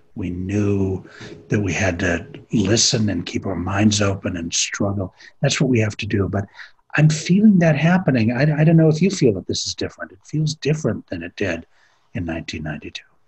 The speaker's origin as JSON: {"language": "English", "town": "Minneapolis", "region": "Minnesota", "country": "United States", "said": "I'm from Minneapolis"}